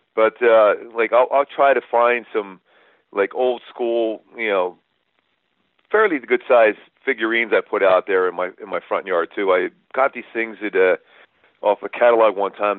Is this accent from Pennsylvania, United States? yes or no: yes; Philadelphia, Pennsylvania, United States; It was a pretty small house we grew up in Philly